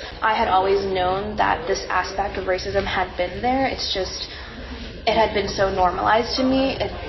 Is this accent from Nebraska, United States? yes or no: no; Richmond, Virginia, United States; I'm from Richmond, Virginia